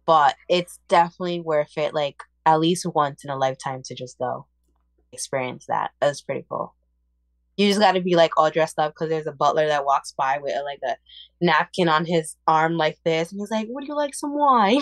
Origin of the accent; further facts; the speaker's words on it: Puerto Rico; moved away; I'm Puerto Rican and I was born in Puerto Rico